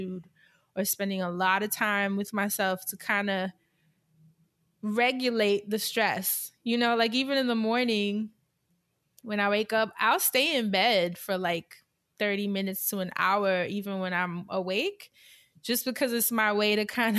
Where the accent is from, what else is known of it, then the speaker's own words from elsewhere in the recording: New York City, New York, United States; growing up in New York